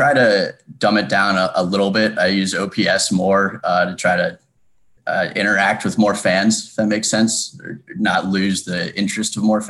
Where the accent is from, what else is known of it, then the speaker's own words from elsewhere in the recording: Bethesda, Maryland, United States; moved away as an adult; also born or lived in New Orleans, Louisiana; I was born and raised in Bethesda, Maryland.